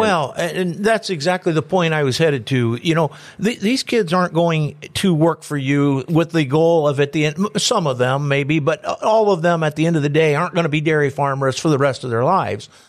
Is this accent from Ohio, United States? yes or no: yes; Antwerp, Ohio, United States; I'm from Antwerp